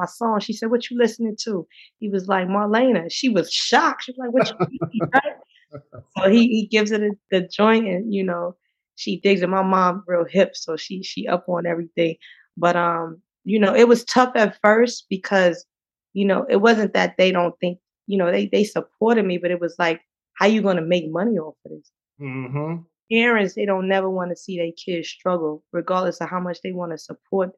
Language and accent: English; Eastern North Carolina, United States; I grew up in a very small town in Eastern North Carolina, like at max 2,000 people